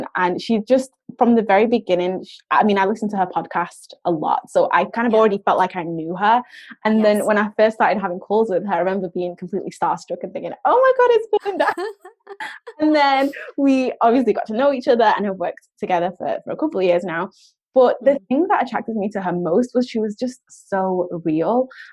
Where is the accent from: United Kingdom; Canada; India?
United Kingdom; us Brits